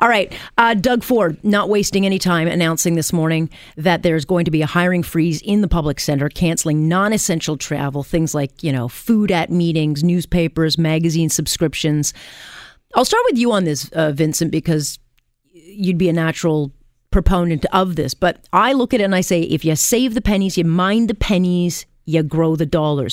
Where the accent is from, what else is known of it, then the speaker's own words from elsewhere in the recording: Canada; I'm Canadian first